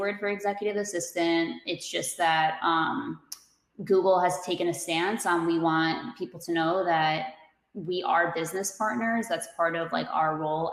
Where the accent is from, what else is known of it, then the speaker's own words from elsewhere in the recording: New Jersey, United States; I'm from Jersey